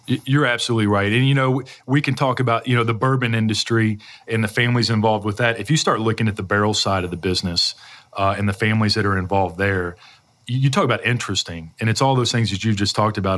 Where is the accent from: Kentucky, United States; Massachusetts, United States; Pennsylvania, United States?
Kentucky, United States; Louisville; I grew up in this area. You know, I was born in Louisville